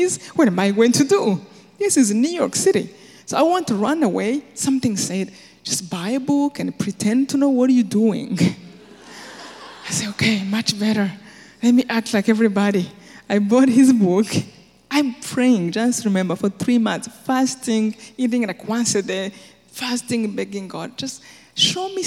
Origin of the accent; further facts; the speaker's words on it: Rwanda; moved away as an adult; I'm from Rwanda